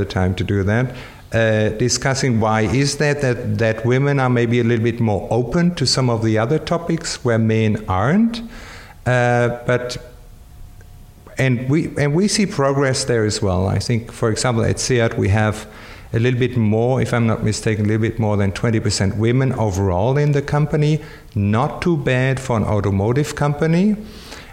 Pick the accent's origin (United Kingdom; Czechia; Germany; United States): Germany; moved away; I'm from Germany, I'm just learning Spanish